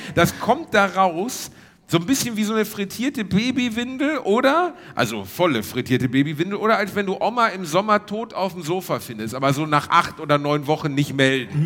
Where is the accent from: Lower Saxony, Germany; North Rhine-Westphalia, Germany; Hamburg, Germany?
North Rhine-Westphalia, Germany; Ruhr area; moved away; Wir sind in der Heimat, Reini. Also ja, im weitesten Sinne meine Heimat.